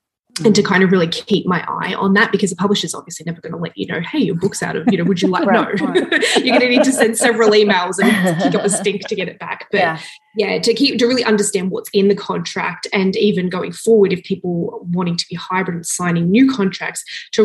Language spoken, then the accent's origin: English; Australia; moved away as an adult; now in Toronto, Canada; I'm from Australia, originally born and raised, and then 7 years ago, I moved to Toronto, Canada with my husband